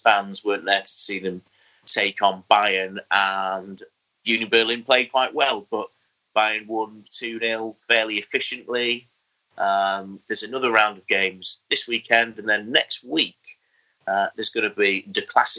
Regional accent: London, United Kingdom; accent: cockney; call me a cockney wanker. And then when I pointed out that I was from that, and he actually heard my accent, he apologised

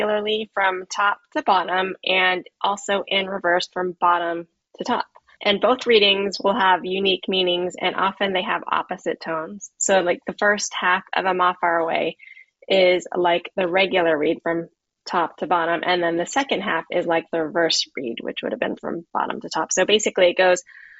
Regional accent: United States; I grew up in the United States

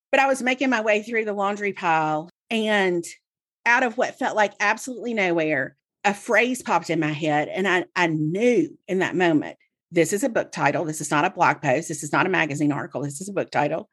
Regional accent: Mississippi, United States; I grew up in Mississippi, and so I read the Clarion Ledger every day, Jackson's newspaper

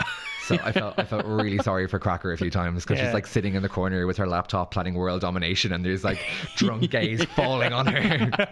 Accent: Ireland; we're Irish

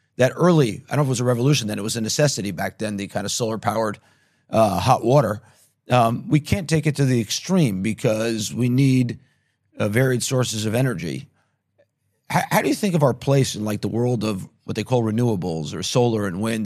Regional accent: New York, United States; now in Israel; I grew up in New York in Manhattan

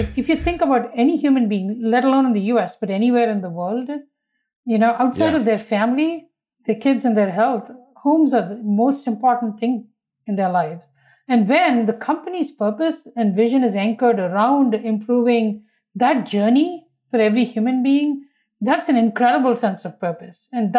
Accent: India; You know, when I was young and I grew up in India, which was very different then than it is today

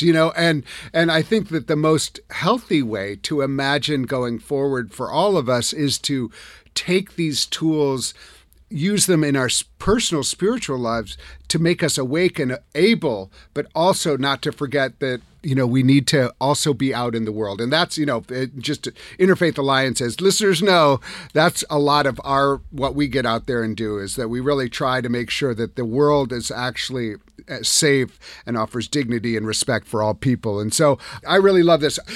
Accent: Madison, Wisconsin, United States; I'm from Wisconsin. I grew up in Madison.

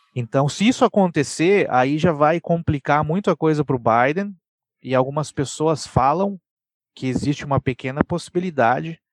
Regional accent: Brazil; now in United States; eu sou brasileiro, tá? Eu sou da América do Sul.

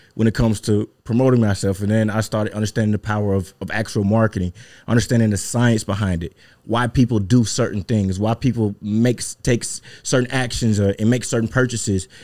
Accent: Mississippi, United States; born and raised in Mississippi.

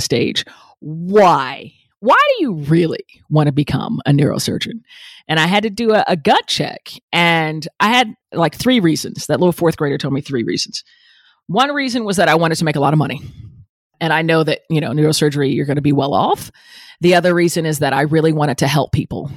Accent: Atlanta, Georgia, United States; I grew up in Atlanta, metro Atlanta

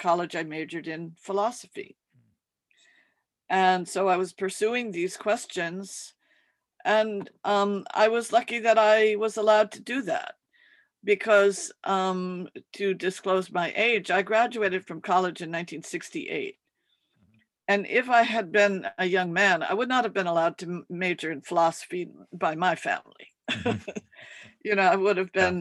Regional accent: Connecticut, United States; moved away as an adult; also born or lived in New York / Maine / Japan; now in New York City, United States; I was born in New York, but I was raised in New England, and we lived in Connecticut, and we spent the summer in Maine on Mount Desert Island.

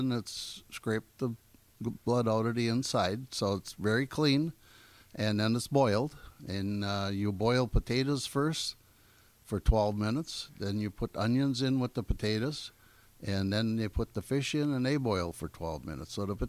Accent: Gills Rock, Wisconsin, United States; I grew up in Gill's Rock at the end of the peninsula

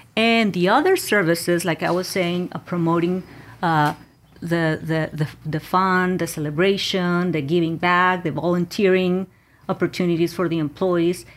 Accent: Mexico; moved away; I was born and raised in Mexico

